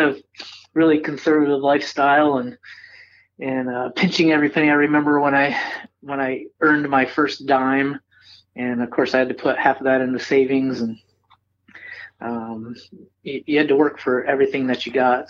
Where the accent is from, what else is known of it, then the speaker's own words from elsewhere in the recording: Cooperstown, New York, United States; also born or lived in Carlisle, New York; I was born born and raised in upstate New York